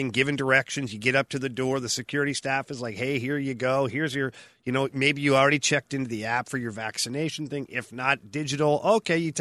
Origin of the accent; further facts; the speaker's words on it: Canada; now in United States; I'm Canadian.